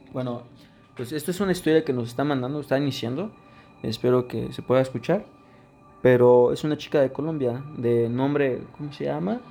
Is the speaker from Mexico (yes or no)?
yes; Mexico; Somos mexicanos